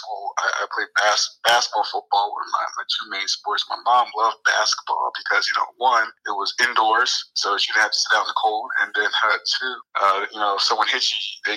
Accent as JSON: {"language": "English", "region": "New Jersey", "country": "United States", "tie": "born or raised there", "also_born_or_lived": "Pittsburgh area, Pennsylvania", "said": "I was actually born out in the Pittsburgh area, and then my dad got relocated to South Jersey when I was about 1 year old. So all I remember growing up is growing up in South Jersey"}